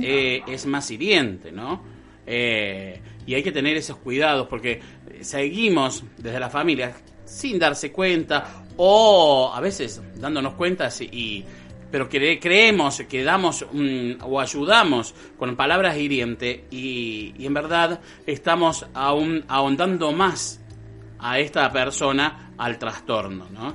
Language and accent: Spanish; Colonia Caroya, Córdoba, Argentina; acá por ejemplo, que somos una colonia italiana